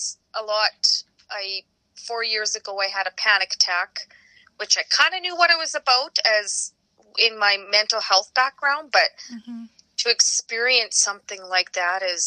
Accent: Regina, Saskatchewan, Canada; I'm born and raised in Regina

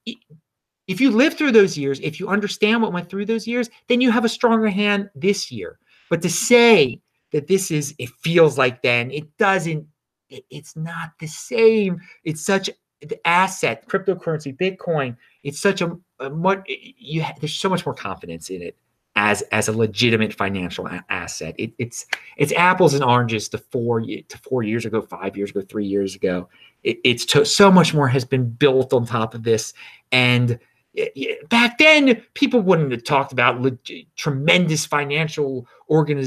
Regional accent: Baltimore, Maryland, United States; I'm from Baltimore. That's where I am right now. It's where my family's from. My father and his father are from here.

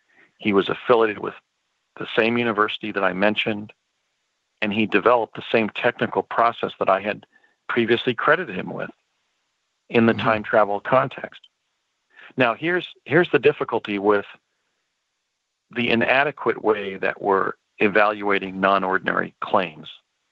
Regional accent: New Jersey, United States; also born or lived in California; I grew up in New Jersey and California, and I practiced law for 20 years in Washington State.

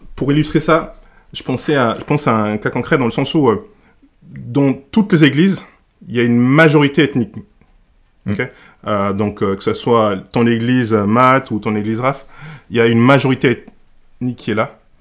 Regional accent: Senegal; now in Grenoble, France; je viens du Sénégal, j'arrive au, j'arrive en France

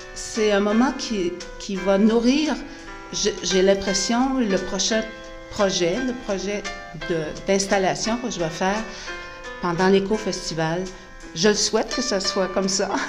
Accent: Gaspésie, Quebec, Canada; now in New Brunswick, Canada; J'habite au Nouveau-Brunswick depuis une trentaine d'années, mais je suis originaire de la Gaspésie.

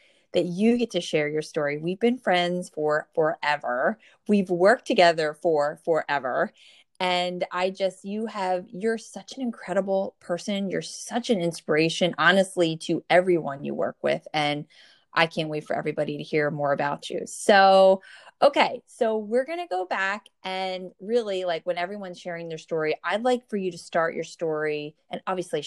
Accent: New Jersey, United States; born or raised there

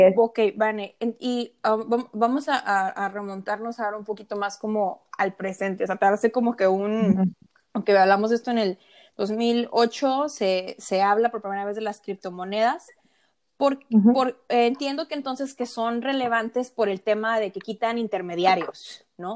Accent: Mexico; Soy mexicana, emprendedora

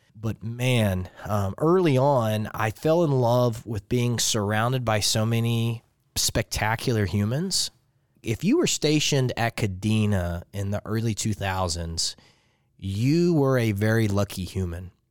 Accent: Lake Charles, Louisiana, United States; moved away as an adult; I'm from Lake Charles, Louisiana. So it's uh, if you look at Louisiana, and most people call it the boot. I'm from the ankle of the boot

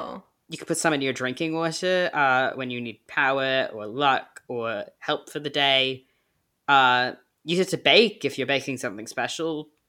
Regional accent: United Kingdom; But I'm also British, so it doesn't matter.

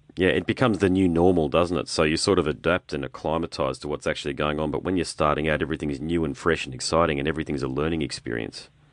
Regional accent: Brisbane, Queensland, Australia; I'm from Brisbane, okay, so we're a bit different. We're a bit more like Florida up here

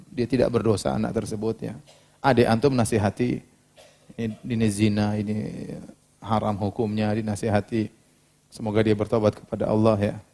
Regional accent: Cirebon, West Java, Indonesia; Di kampung saya, Cirebon, bagi yang penduduk asli, Bangga dua, apa ini? Bango dua.

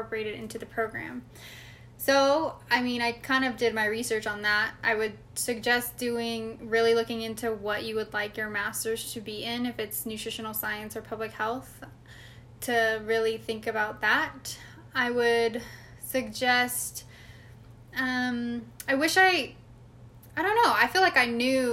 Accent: California, United States; moved away as an adult; now in Arizona, United States; I'm from California

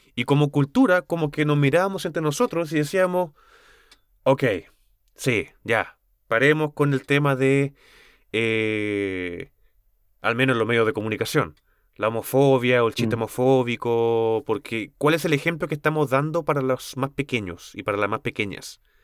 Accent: Chile; como cultura chilena

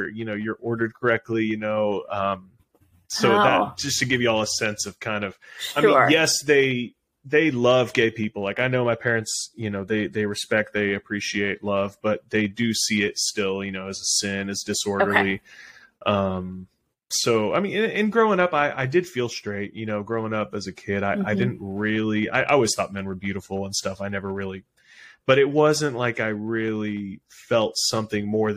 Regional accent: Houston, Texas, United States; I was the oldest of five siblings, and we grew up in Houston, Texas

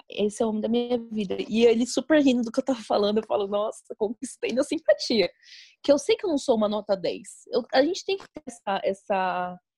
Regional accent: Minas Gerais, Brazil; accent: Mineiro; Ah, aqui também eu, eu, eu não tenho um sotaque totalmente mineiro.

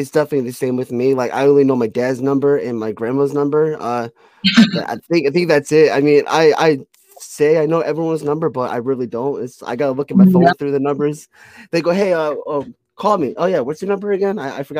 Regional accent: Connecticut, United States; I mean, I'm from Connecticut. I'm used to it. So we get snow all the time.

